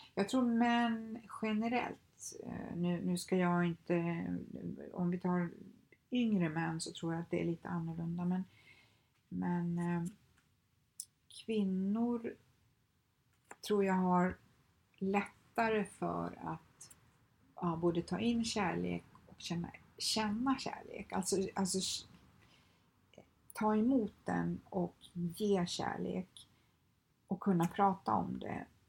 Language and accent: Swedish; Skövde, Västra Götaland, Sweden; moved away as an adult; now in Stockholm, Sweden; jag kommer från Skövde, lämnade Skövde, lämnade alla mina vänner, min familj, liksom, flyttade till Stockholm